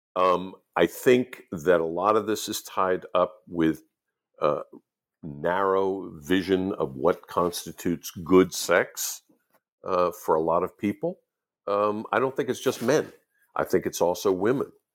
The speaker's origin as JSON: {"language": "English", "country": "United States", "tie": "born or raised there", "said": "the ones I grew up with in the United States"}